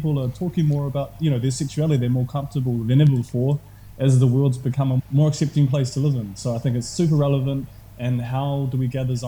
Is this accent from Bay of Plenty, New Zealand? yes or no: yes; Tauranga, Bay of Plenty, New Zealand; I grew up in Tauranga, and that's where I spent most of my years